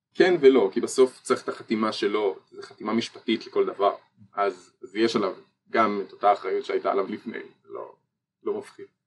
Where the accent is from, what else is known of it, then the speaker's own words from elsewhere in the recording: Ness Ziona, Central District, Israel; אני גם במקור מנס ציונה